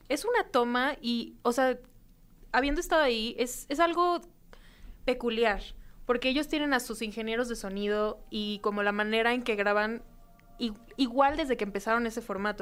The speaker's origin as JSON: {"language": "Spanish", "region": "Mexico City", "country": "Mexico", "tie": "born or raised there", "said": "aquí en la ciudad, en la Ciudad de México, mi, la ciudad que me vio nacer"}